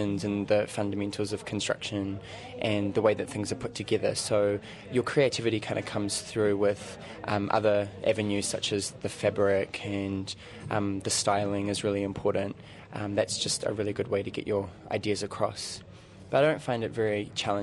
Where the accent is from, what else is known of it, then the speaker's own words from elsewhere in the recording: Rotorua, Bay of Plenty, New Zealand; now in Auckland, New Zealand; I'm originally from Rotorua, but I'm currently living in Auckland at the moment